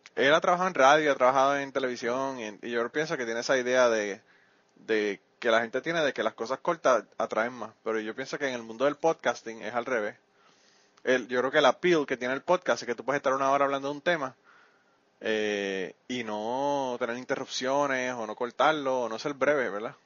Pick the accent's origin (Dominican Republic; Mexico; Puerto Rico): Puerto Rico; now in Kentucky, United States; cuando estaba en Puerto Rico